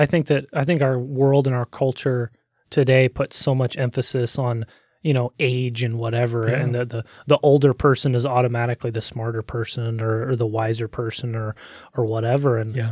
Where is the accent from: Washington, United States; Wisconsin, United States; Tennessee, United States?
Washington, United States; Olympia; born there; So I was born in Olympia, Washington in June 12th, 1999, and to a loving mom and a hardest working dad that I've ever met.